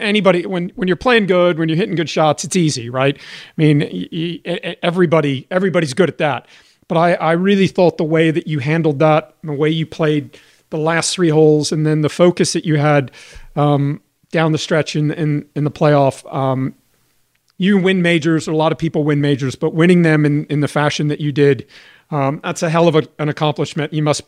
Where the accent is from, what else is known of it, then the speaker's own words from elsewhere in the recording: Johannesburg, Gauteng, South Africa; I'm from Johannesburg. I'm a member at the same club that she's a member at.